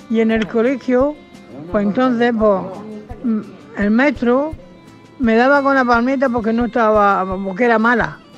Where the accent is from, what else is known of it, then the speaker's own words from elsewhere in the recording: Granada, Andalusia, Spain; Estuve fundé un colegio en Los Barreros, Cartagena, aunque yo soy de Granada, pero entonces era mi padre militar y este, le destinaron a Cartagena.